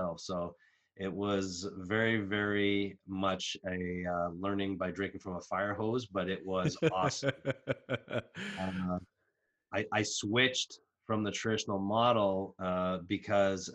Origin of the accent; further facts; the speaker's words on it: Canada; moved away as an adult; now in Minnesota, United States; I am in Minnesota, which is far, far from Madagascar. I'm originally from Canada, though. I came to the United States in the mid-90s